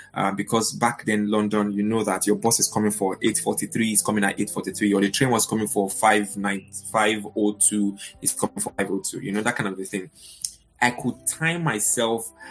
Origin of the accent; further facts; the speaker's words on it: Lagos, Nigeria; moved away as an adult; also born or lived in Kaduna; now in United Kingdom; I grew up in Lagos, um, in the 80s